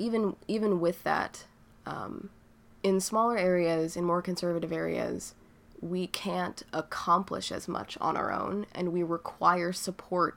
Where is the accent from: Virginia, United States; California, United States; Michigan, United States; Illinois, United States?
Virginia, United States; moved away as an adult; now in Philadelphia, United States; being young and queer in Virginia